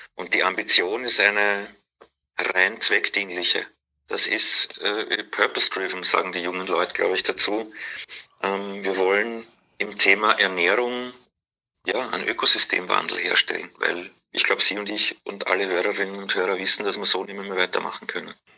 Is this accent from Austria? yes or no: yes; Vienna, Austria; accent: Austrian; moved away as an adult; also born or lived in Hamburg; now in Berlin, Germany; Wien, genau, ich bin, bin in Wien geboren und aufgewachsen